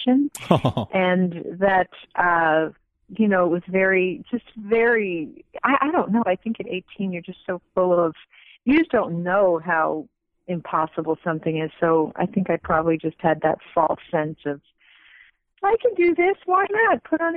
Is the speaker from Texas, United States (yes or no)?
no; Massapequa, New York, United States; also born or lived in Great Neck, New York / Manhattan, New York; I was born in Massapequa